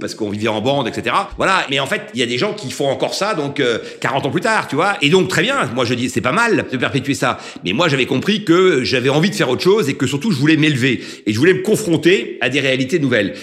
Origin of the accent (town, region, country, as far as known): Concarneau, Brittany, France; born or raised there; moved away as an adult; also born or lived in Paris